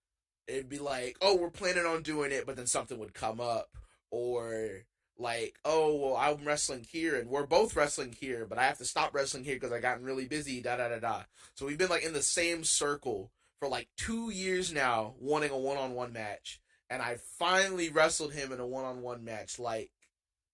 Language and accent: English; Jacksonville, North Carolina, United States; my hometown, Jacksonville, North Carolina.